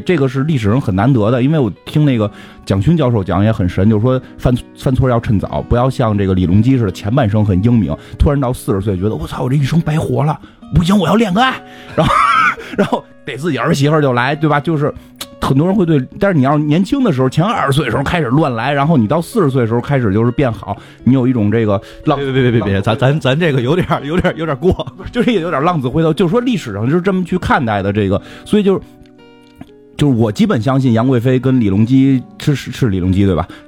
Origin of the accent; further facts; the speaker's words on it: China; 就是我们是中国人